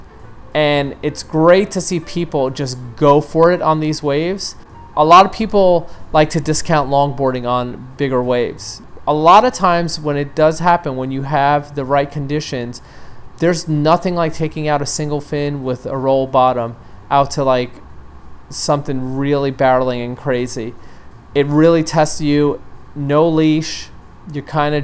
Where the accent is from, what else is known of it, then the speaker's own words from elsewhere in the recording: New York City, New York, United States; my hometown of New York City